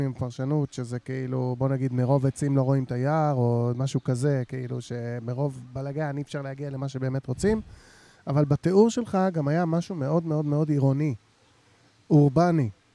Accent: Jerusalem, Jerusalem District, Israel; אני בתור ירושלמי

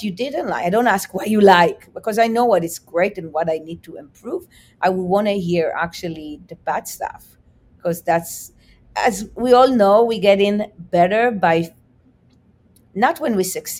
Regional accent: Israel; What I would cook for you would be probably different than what I would cook for a friend I grew up in Israel, because the palate is super different.

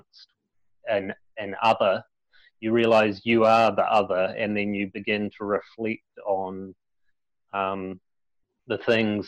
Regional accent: Christchurch, Canterbury, New Zealand; I was born here in Christchurch in the same hospital as Mike

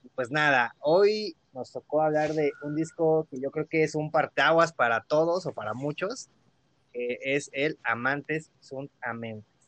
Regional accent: Mexico City, Mexico; la primera vez que, que salí de la Ciudad de México, bueno, más, más, lejos, ¿no? Porque ya había ido cerca de aquí, a Pachuca, Puebla y así.

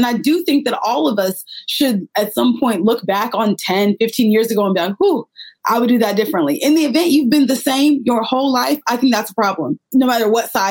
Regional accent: Texas, United States; I'm from Texas. I have a more conservative background.

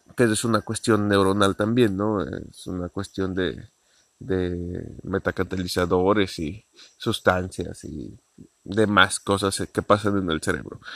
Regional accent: Mexico; porque soy mexicano

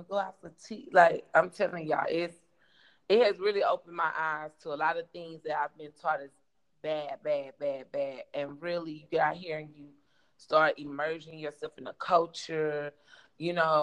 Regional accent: the South, United States; moved away as an adult; growing up in the South, in America

